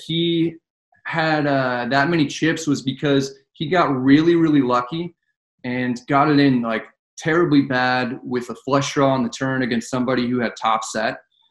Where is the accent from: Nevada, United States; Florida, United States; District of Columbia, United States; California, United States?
California, United States; Northern; I'm from Northern California, about an hour north of San Francisco